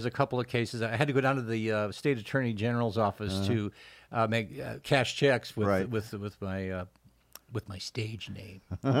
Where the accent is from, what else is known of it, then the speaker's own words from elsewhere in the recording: Iowa, United States; born there; I was born in Iowa.